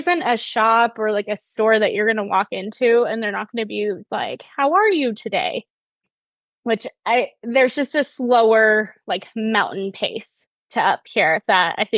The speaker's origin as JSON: {"language": "English", "town": "Murphys", "region": "California", "country": "United States", "tie": "born or raised there", "said": "I was born and raised in Murphy's"}